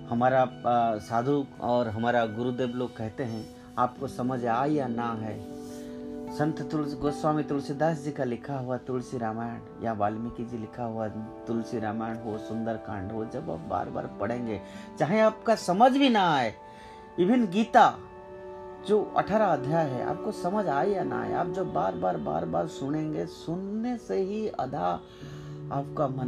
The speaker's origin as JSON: {"language": "Hindi", "country": "India", "tie": "born there", "said": "तो हम इस देश में पैदा हुए हैं भारत में तो हम क्यों अपने आप को वंचित करें"}